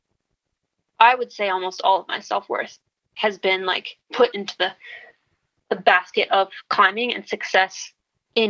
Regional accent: Wisconsin, United States; moved away; also born or lived in Minnesota; I'm from Wisconsin.

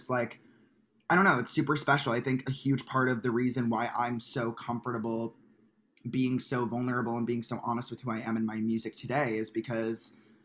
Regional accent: Chicago, Illinois, United States; moved away; also born or lived in Glenbrook, Illinois; I grew up in Chicago, in the cold, in the snow

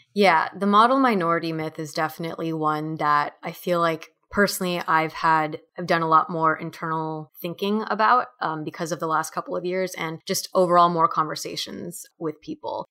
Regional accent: Orange County, California, United States; growing up in Orange County, California

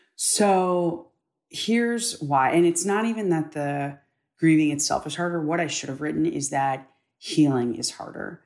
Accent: United States; I'm an American. Being an American is all that I've ever known. Like you, I was raised to be proud of this country

